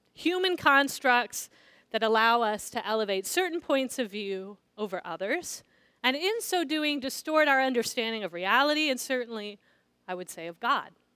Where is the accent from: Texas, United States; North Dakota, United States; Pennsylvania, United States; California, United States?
California, United States; San Diego; I grew up in San Diego, which is a large military town